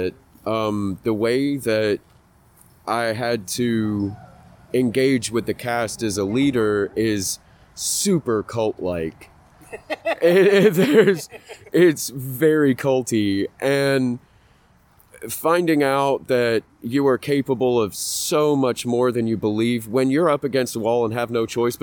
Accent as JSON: {"language": "English", "region": "England", "country": "United Kingdom", "tie": "born or raised there", "moved": "yes", "said": "When I was a little kid, I grew up in England"}